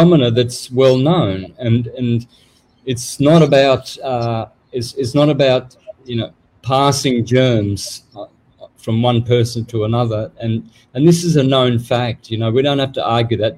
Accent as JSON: {"language": "English", "country": "Australia", "tie": "born or raised there", "moved": "yes", "lives_now": "Mexico", "said": "people took me for Mexican when I was growing up in Australia"}